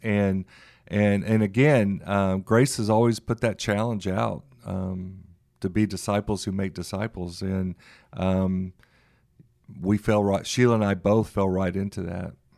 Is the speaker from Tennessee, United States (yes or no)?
yes; Memphis, Tennessee, United States; now in Dallas, United States; born and raised in Memphis, Tennessee